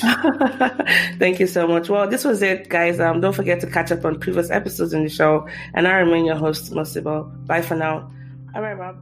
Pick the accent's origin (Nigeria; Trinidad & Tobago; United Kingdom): Nigeria; as a Nigerian